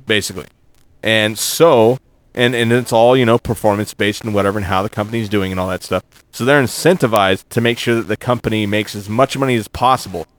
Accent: Arlington, Texas, United States; I was from Arlington

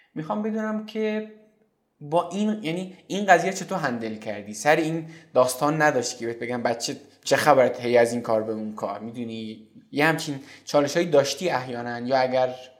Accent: Iran; ما توی این آب و خاک به دنیا اومدیم

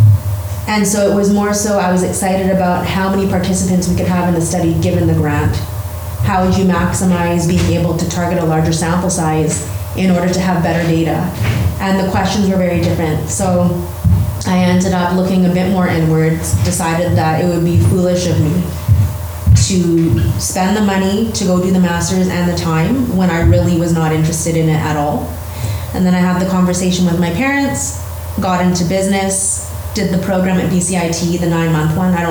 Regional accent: Vancouver, British Columbia, Canada; So I was born and raised in Vancouver, and I'm a local girl.

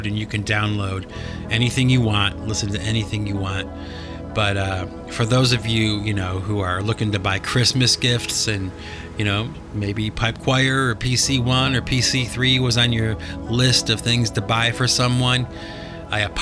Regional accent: Cleveland, Ohio, United States; moved away; I had to travel back to Cleveland, my hometown

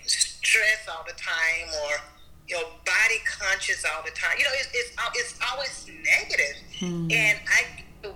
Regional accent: Galena Park, Texas, United States; I grew up in the state of Texas in a small city called Galena Park. It's right on the outskirts of Houston

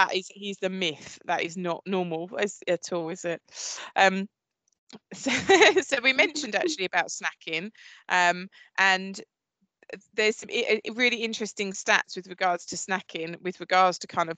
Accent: Essex, East of England, United Kingdom; I'm very much from Essex, you can obviously tell from my voice

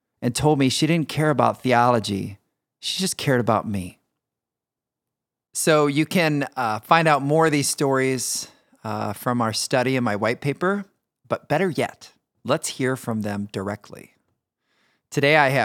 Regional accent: Michigan City, Indiana, United States; I grew up in Michigan City, Indiana.

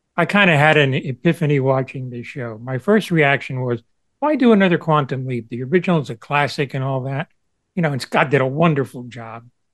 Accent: Cuba; moved away; a former immigrant from Cuba

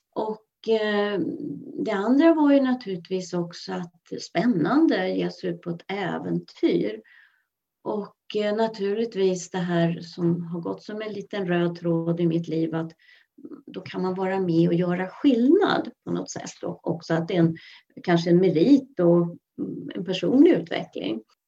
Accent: Mälaröarna, Stockholm County, Sweden; also born or lived in Skelleftehamn, Västerbotten; now in Tyresö, Sweden; jag är född i Skelleftehamn och båda mina föräldrar var ju västerbottningar. Men vi flyttade så småningom ut till Mälaröarna som ligger utanför Stockholm

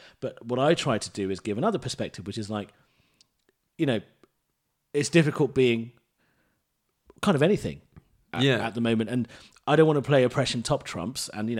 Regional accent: England, United Kingdom; I don't want that pressure because I'm an Englishman.

